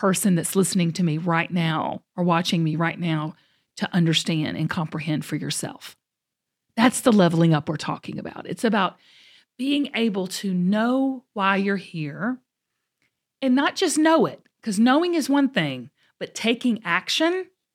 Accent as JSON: {"language": "English", "region": "Georgia", "country": "United States", "said": "we're both Georgia peaches. You know, we're both from the South. We're both from Georgia."}